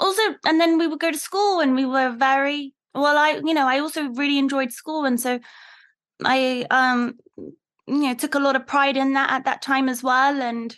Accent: London, United Kingdom; I grew up in London

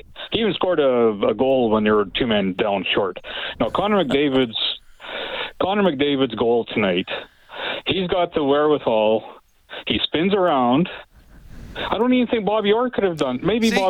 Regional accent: Lethbridge, Alberta, Canada; now in Edmonton, Canada; I'm from Lethbridge originally

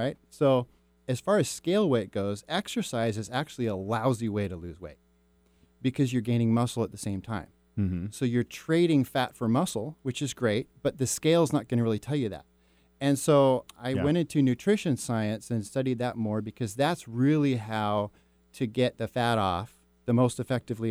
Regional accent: Mercer Island, Washington, United States; I grew up on Mercer Island

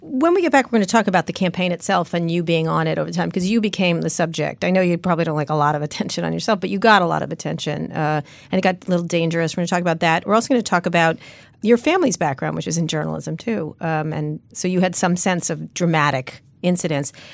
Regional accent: San Francisco, California, United States; I'm a lesbian from San Francisco

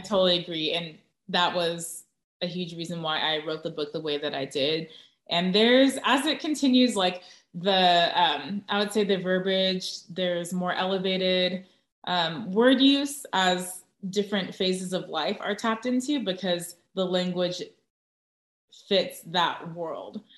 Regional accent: Orange County, Southern California, United States; also born or lived in Tustin / Irvine; now in San Antonio, United States; Southern California, Orange County

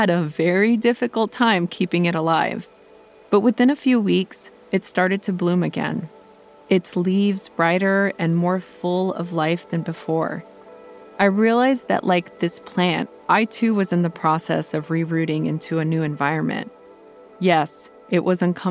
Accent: Los Angeles, California, United States; moved away as an adult; also born or lived in Portland, Oregon; I grew up in Los Angeles

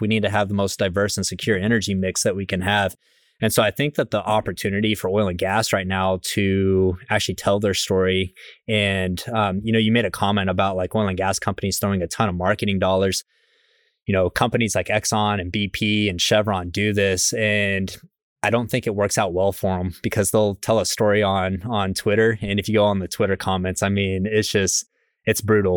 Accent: Midland, Texas, United States; I grew up in West Texas in a place called Midland, Texas

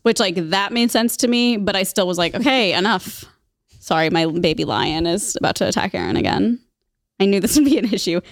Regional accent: Midwest, United States; I'm from the Midwest

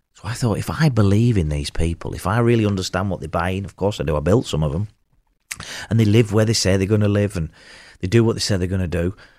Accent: Burnley, North West England, United Kingdom; I'm from Burnley

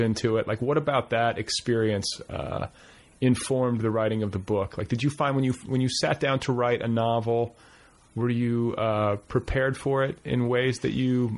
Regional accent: Wisconsin, United States; also born or lived in Indiana / Milwaukee; I split my childhood between Wisconsin and Indiana

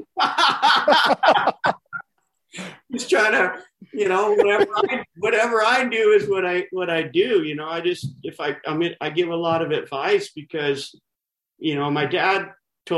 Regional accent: San Diego, California, United States; also born or lived in El Centro, California; grew up in Claremont

